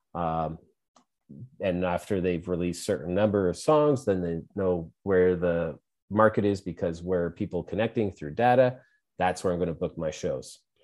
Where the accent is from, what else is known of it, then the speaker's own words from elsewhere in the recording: Edmonton, Alberta, Canada; I'm from Edmonton